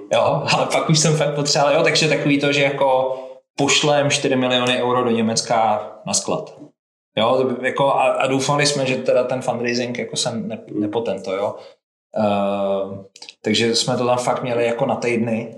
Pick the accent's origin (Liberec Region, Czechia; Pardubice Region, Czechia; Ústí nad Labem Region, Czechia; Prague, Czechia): Pardubice Region, Czechia; Svitavy; já jsem ze Svitáv